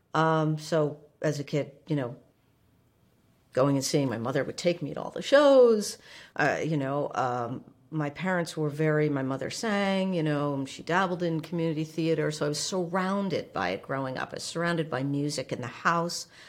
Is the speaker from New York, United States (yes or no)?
no; Livingston, New Jersey, United States; moved away as an adult; now in Indiana, United States; I grew up in New Jersey